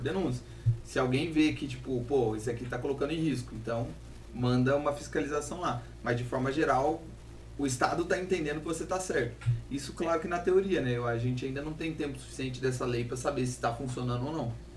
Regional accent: Rondônia, Brazil; eu sou rondoniense

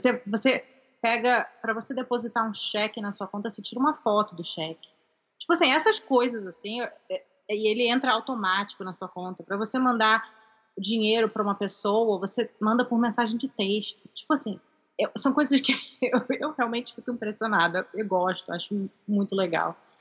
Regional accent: Rio de Janeiro, Brazil; also born or lived in California, United States; now in United States; eu também sou carioca do Rio

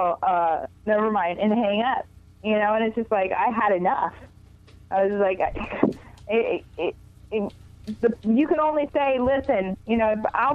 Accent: Houston, Texas, United States; moved away as an adult; now in Los Angeles, United States; I'm originally from Houston, Texas. Okay. I've been in Los Angeles for about 25 years

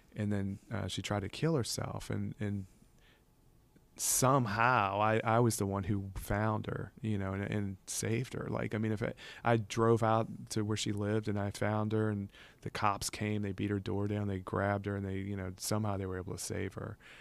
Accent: Covington, Louisiana, United States; also born or lived in New Orleans, Louisiana; we moved from New Orleans when I was about five years old or younger, 'cause I hadn't even started school yet. to Covington

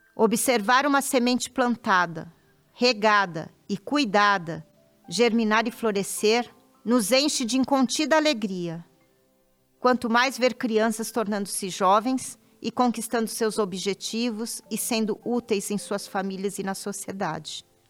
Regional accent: São Paulo, Brazil; moved away as an adult; pude voltar ao meu estado natal, São Paulo, e fixar residência

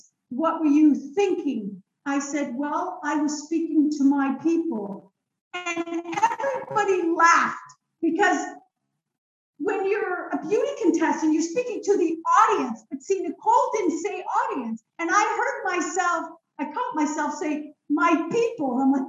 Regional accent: Israel; moved away; I was born in Israel

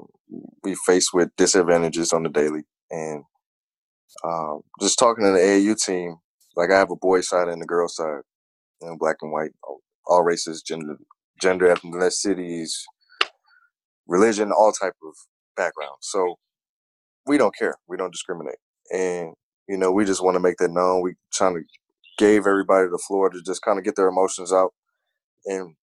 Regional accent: St. Louis, Missouri, United States; moved away as an adult; now in Washington, D.C., United States; And that's being my hometown.

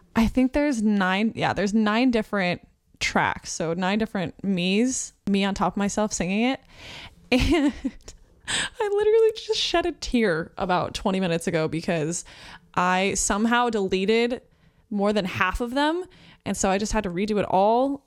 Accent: New Mexico, United States; now in Phoenix, United States; I live in Phoenix, Arizona. I was born in New Mexico

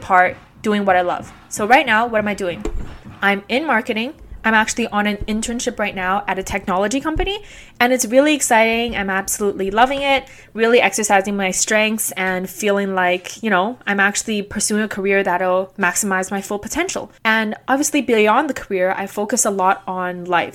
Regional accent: Vancouver, British Columbia, Canada; also born or lived in Guangzhou, China / Beijing, China; I immigrated to Canada here with my parents when I was two years old, and I've been growing up and living in East Vancouver ever since

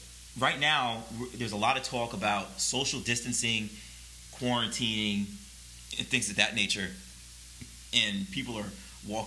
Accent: New York, United States; I grew up in New York, actually.

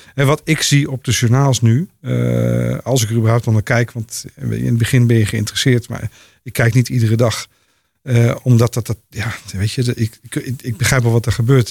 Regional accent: Netherlands; als Nederlanders

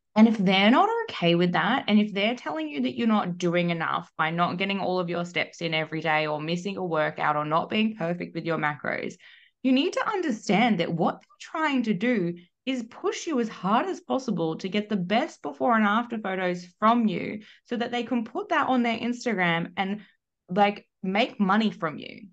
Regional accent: Melbourne, Victoria, Australia; moved away as an adult; now in Perth, Australia; was born and raised in Melbourne

